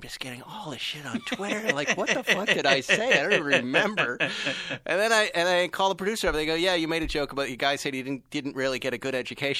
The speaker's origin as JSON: {"language": "English", "region": "Massachusetts", "country": "United States", "said": "I'm from Massachusetts."}